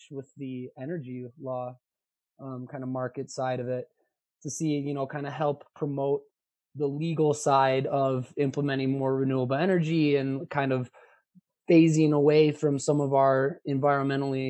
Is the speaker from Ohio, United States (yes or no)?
no; Milwaukee, Wisconsin, United States; moved away as an adult; now in Albany, United States; I'm from Milwaukee, Wisconsin